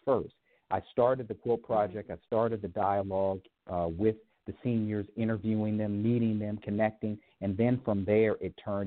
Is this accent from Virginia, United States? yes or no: no; Baltimore, Maryland, United States; now in San Francisco, United States; Baltimore, originally.